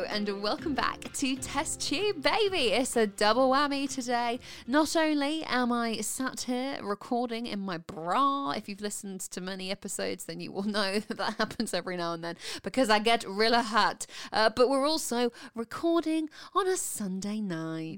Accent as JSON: {"language": "English", "town": "Winchester", "region": "South East England", "country": "United Kingdom", "said": "we're from Winchester, which is down south"}